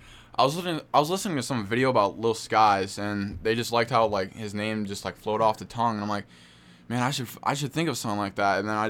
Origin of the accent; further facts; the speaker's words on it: Beloit, Wisconsin, United States; also born or lived in Clinton, Wisconsin; Well, I was born in Beloit, which is in the 608, and yeah, I don't know, because I live in such a small town. It's only 2,000 people